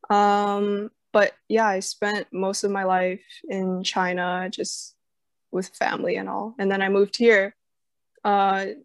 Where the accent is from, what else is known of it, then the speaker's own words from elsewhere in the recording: Calgary, Alberta, Canada; born there; have much memory about Calgary, but uh, it was it was I just know it was cold. It was very cold. I was born in May